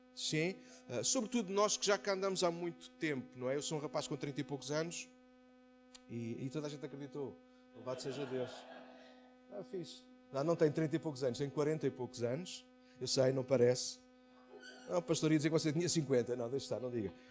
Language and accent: Portuguese; Amadora, Lisbon, Portugal; na Brandoa, no maior bairro onde se da Europa, foi onde eu nasci, a minha terra natal